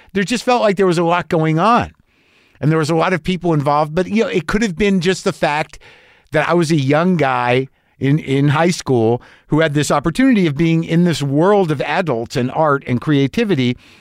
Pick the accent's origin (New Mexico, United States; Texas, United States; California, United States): New Mexico, United States; Albuquerque; moved away; we grew up in Albuquerque, New Mexico